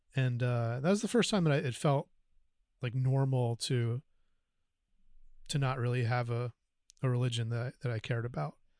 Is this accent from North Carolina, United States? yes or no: yes; North Carolina, United States; I grew up in North Carolina